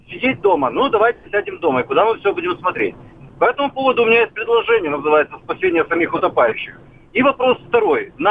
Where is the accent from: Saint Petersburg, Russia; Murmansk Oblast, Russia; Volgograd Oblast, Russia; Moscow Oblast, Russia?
Moscow Oblast, Russia; Lyubertsy; Я из Люберец, Московской